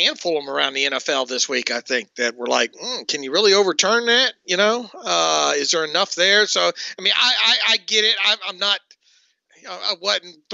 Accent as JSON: {"language": "English", "region": "Northwest Florida", "country": "United States", "tie": "born or raised there", "also_born_or_lived": "Georgia", "moved": "yes", "said": "I grew up in Northwest Florida"}